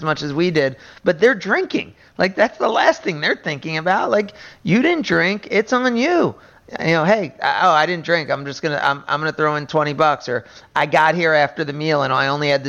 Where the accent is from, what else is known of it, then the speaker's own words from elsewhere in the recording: New Jersey, United States; I'm from New Jersey